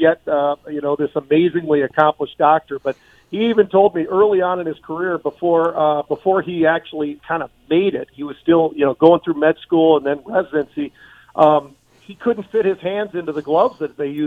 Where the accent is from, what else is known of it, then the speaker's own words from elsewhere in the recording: Minnesota, United States; also born or lived in California; we moved from California, Joe, in the late – I guess middle 70s or whatever it was. And we came to Minnesota